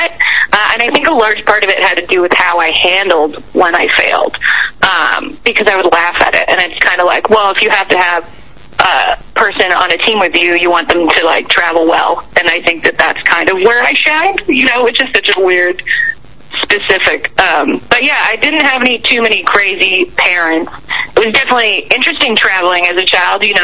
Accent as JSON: {"language": "English", "country": "Canada", "lives_now": "United States", "said": "Yeah, I am Canadian. I still have a green card, um, but I'm allowed to be in America."}